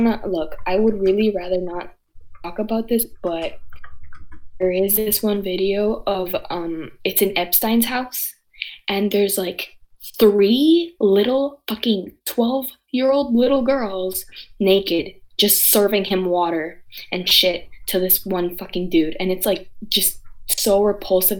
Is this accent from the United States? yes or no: no; Canada; also born or lived in Nicaragua (family); I'm Canadian